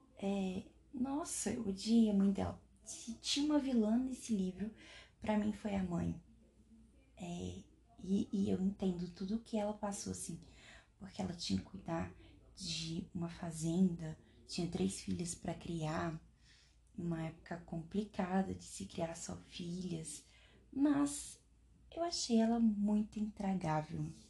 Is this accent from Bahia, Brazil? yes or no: no; Minas Gerais, Brazil; sou mineira